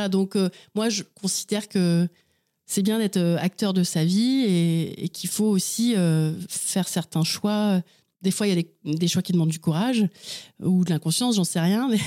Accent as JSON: {"language": "French", "town": "Angers", "region": "Pays de la Loire", "country": "France", "tie": "born or raised there", "also_born_or_lived": "Vernon / Chartres / Laval", "said": "alors, je suis née à Vernon, dans l'Eure. J'y ai vécu à peu près six ans jusqu'à la séparation de mes parents. Ensuite, j'ai vécu une année à Chartres, euh, quelques années à Angers."}